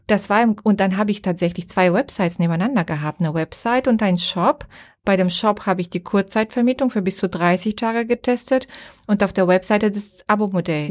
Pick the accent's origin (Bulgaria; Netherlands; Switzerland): Bulgaria; now in Germany; ich darf das mal sagen als Bulgarin